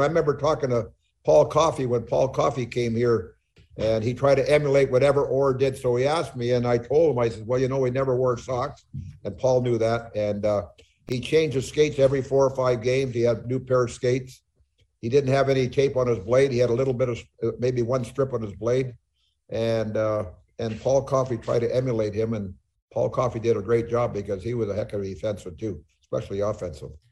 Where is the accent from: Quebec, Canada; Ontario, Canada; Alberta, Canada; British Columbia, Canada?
British Columbia, Canada; Smithers; moved away; my hometown in Smithers, British Columbia